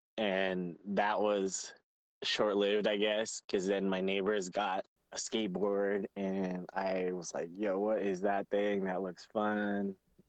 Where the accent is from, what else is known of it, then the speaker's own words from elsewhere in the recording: Fontana, California, United States; Yeah, in California, this city called Fontana. This place was probably about like an hour away from LA.